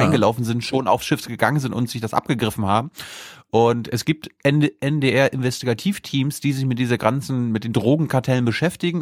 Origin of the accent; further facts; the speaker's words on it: Mecklenburg-Vorpommern, Germany; ich kenne meine Heimat gar nicht ohne Till Backhaus